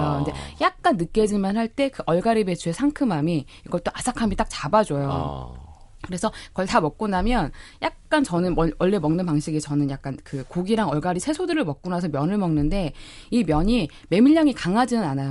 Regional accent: Yeosu, South Jeolla, South Korea; moved away; 저희 어릴 때는 저는 여수였잖아요. 예. 장어를 저희는 추어탕처럼 갈아서 장어탕 많이 먹고 자랐어요

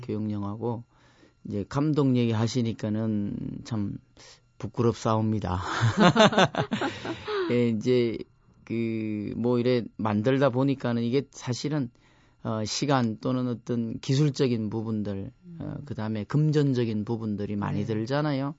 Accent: Cheonghak-dong, South Gyeongsang, South Korea; moved away as an adult; now in Cheorwon, South Korea; 청학동에는 제가 태어난 곳이 9 0 0곳입니다 해발.

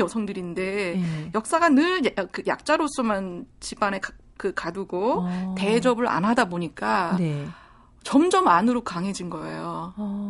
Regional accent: South Korea; moved away as an adult; also born or lived in Sweden; 제가 한국에 있었을 때는 한국인으로서의 정체성에 대해서 생각해 본 적이 없어요.

